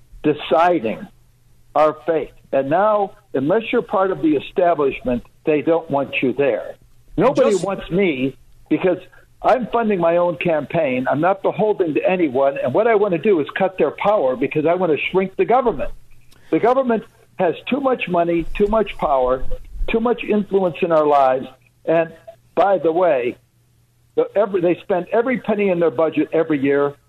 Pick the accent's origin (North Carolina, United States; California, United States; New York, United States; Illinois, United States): Illinois, United States; Chicago; now in Michigan, United States; I grew up in Chicago.